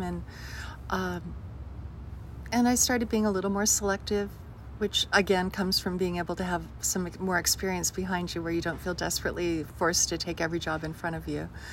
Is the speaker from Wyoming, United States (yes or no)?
yes; Jackson, Wyoming, United States; moved away as an adult; also born or lived in Los Angeles; my hometown